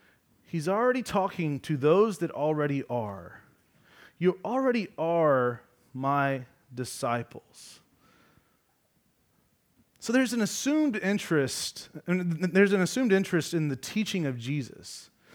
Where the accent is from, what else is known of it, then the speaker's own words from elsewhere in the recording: Georgia, United States; I'm from Georgia.